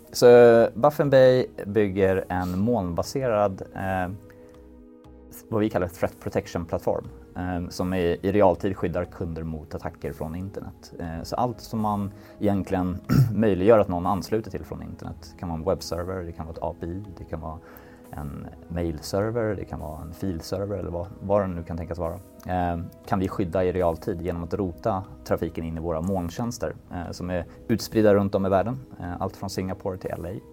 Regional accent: Sweden; vi är svenskar

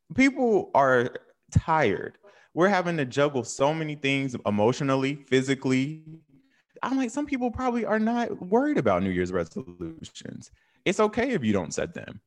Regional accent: North Carolina, United States; moved away as an adult; also born or lived in New York; I'm from North Carolina.

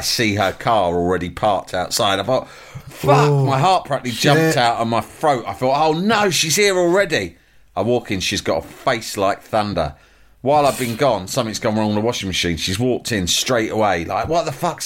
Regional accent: London, United Kingdom; I'm from London.

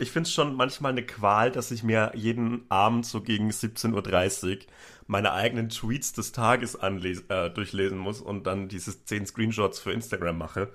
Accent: Upper Franconia, near Bamberg, Bavaria, Germany; born or raised there

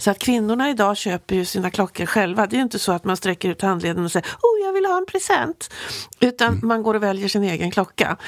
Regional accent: Sweden; som svensk

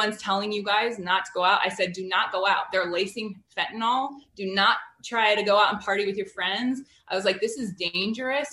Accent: Wyoming, United States; moved away; also born or lived in Washington State; I grew up in Wyoming

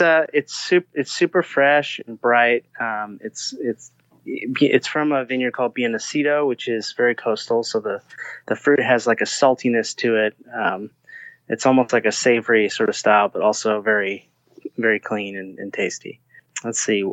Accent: Southern California, United States; I grew up in Southern California

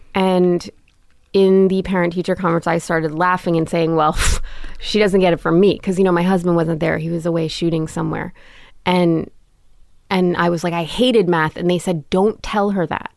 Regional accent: New York City, New York, United States; born or raised there; also born or lived in London, England

